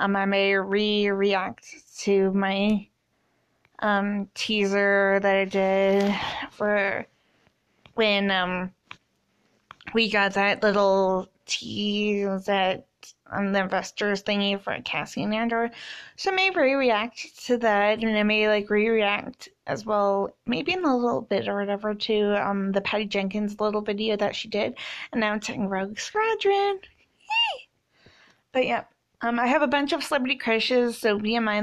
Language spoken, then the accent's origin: English; Canada; I'm 27. I'm from Canada. I only speak English at the moment.